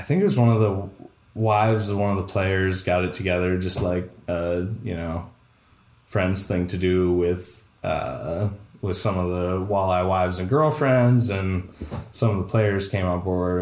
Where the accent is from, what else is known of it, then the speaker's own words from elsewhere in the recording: Toledo, Ohio, United States; if you're a Toledo person